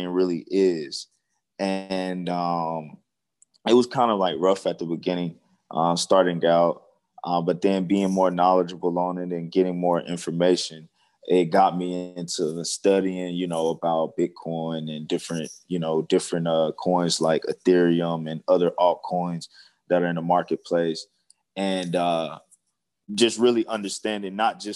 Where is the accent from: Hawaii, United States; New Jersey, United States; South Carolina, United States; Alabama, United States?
South Carolina, United States; Seneca; moved away as an adult; now in Dallas, United States; I'm originally from South Carolina, in Seneca, so probably a town most people never heard of, but it's near like Clemson, South Carolina. I grew up in the country, and I now reside in Dallas, Texas